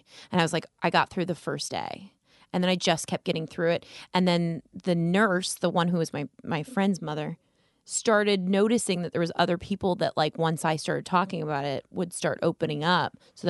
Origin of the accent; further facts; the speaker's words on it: Las Vegas, Nevada, United States; I'm from Las Vegas, born and raised.